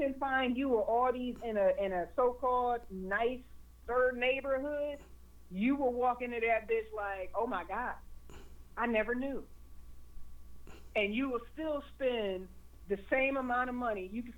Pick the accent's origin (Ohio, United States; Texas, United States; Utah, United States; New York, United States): Ohio, United States; Elyria; I'm from Elyria, so we have a couple of good farms out here.